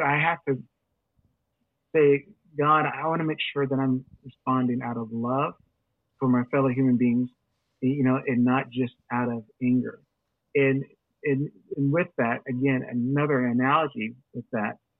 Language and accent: English; United States; we as Christians in America